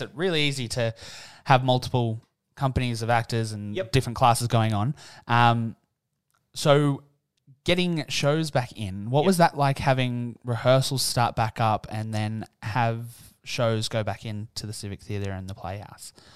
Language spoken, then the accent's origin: English; Newcastle, New South Wales, Australia; moved away; Today, I'm in my hometown for the first time